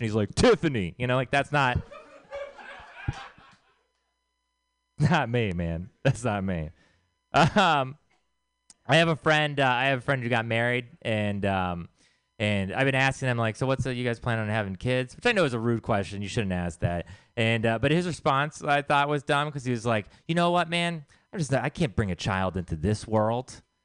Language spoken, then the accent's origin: English; Texas, United States; moved away; I am from Texas